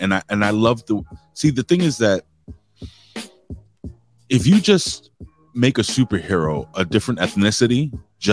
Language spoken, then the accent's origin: English; New York City, New York, United States; also born or lived in Brooklyn; I'm Puerto Rican from the Lower East Side. I live in Brooklyn now, but I was raised